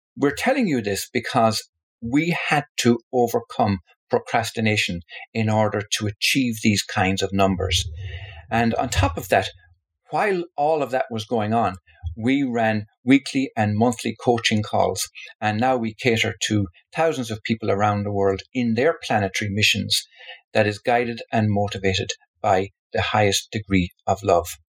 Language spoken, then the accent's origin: English; Tipperary, Munster, Ireland; my home, where I was born in Tipperary in the Republic of Ireland